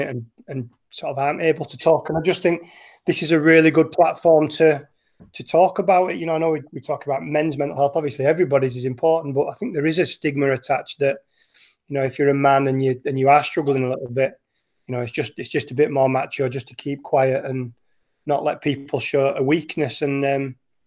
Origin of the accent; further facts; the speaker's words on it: Wakefield, Yorkshire and the Humber, United Kingdom; moved away as an adult; now in Norway; I grew up as a Huddersfield fan. I'm from Wakefield in West Yorkshire